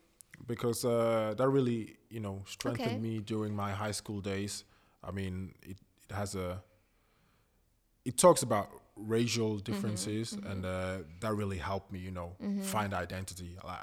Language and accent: English; Zurich, Switzerland; also born or lived in Ghana; I was born in Zurich, actually. And with the age of one, my parents sent me to my grandma and my aunt in Ghana. I lived there for 3 years. Then I came back when I was four.